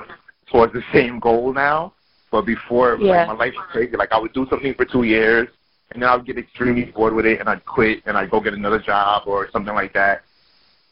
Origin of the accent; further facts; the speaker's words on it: New York City, New York, United States; I'm from Brooklyn